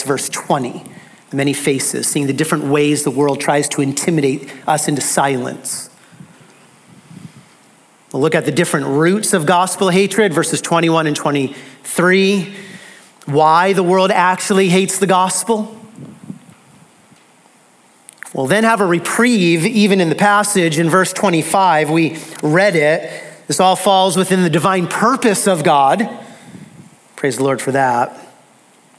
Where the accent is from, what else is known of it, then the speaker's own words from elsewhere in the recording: United States; American Christians